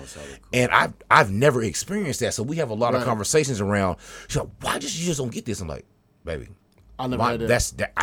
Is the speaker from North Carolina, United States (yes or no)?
yes; High Point, North Carolina, United States; I grew up in High Point in the 90s and the 80s